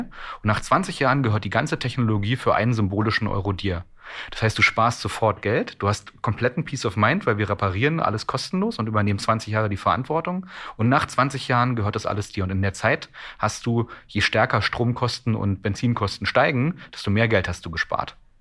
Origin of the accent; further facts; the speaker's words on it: Strausberg, Brandenburg, Germany; ich bin ja ähm, ein Kind des Ostens, also ich bin ja in Strausberg zwischen Berlin und Polen geboren